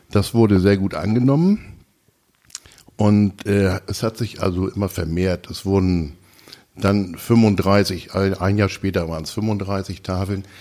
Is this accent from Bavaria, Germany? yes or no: no; Münster, North Rhine-Westphalia, Germany; born there; Bin gebürtiger Monsteraner, bin verheiratet, habe zwei Kinder, zwei Enkelkinder